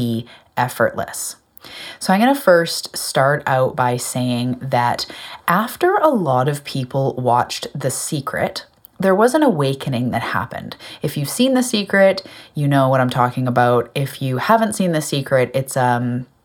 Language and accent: English; Canada; I'm a Canadian. I live on an island off the west coast of Canada called Vancouver Island